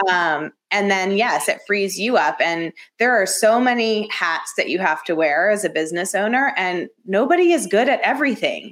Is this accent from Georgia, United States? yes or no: yes; Atlanta, Georgia, United States; moved away as an adult; also born or lived in Athens, Georgia / Los Angeles / Dallas / Washington D.C.; I grew up in the suburbs of Atlanta